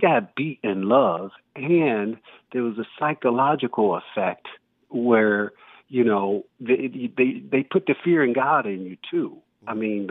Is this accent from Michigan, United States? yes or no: yes; Detroit, Michigan, United States; also born or lived in Pensacola, Florida; now in Los Angeles, United States; growing up in Detroit at 9 years old